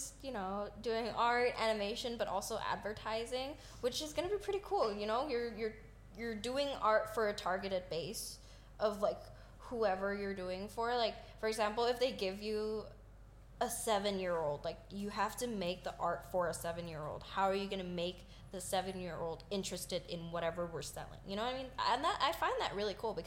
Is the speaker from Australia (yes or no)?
no; Thailand; I'm a senior and I'm Thai.